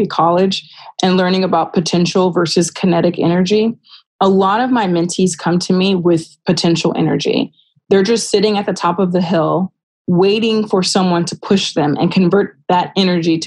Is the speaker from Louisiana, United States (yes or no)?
no; Rialto, California, United States; someone who is from my hometown and they understand what it was like to grow up in Rialto, California